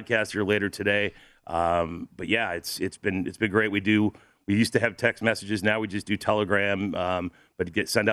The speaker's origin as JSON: {"language": "English", "town": "St. Louis", "region": "Missouri", "country": "United States", "said": "I'm from St. Louis"}